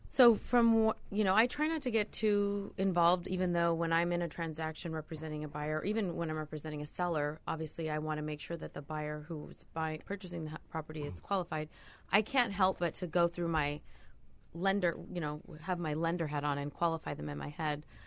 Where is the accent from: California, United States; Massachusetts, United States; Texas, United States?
California, United States; Southern; also born or lived in Costa Rica; now in San Diego, United States; I was born and raised in Southern California